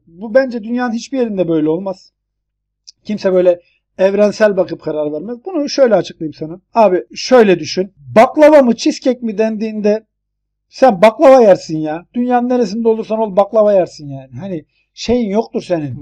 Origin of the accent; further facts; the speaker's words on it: Turkey; now in United States; bir Türkiye'li olarak